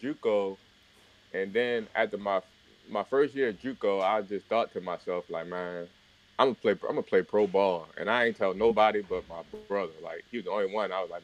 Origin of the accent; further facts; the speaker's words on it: Baltimore, Maryland, United States; I'm from Baltimore, Maryland, born and raised there my whole life for the most part